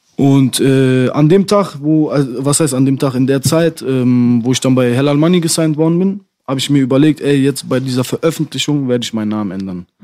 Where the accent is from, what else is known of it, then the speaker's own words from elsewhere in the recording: Dortmund, North Rhine-Westphalia, Germany; ich finde Dortmund auch sehr schön, wo ich herkomme